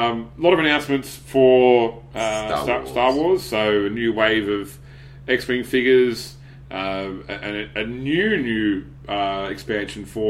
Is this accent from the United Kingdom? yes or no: no; Australia; I am from Australia